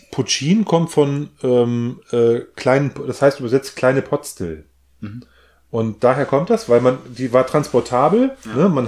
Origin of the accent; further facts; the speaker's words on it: Northern Germany, Germany; ich komme ja aus, aus Norddeutschland, bin ein Kornkind, ne?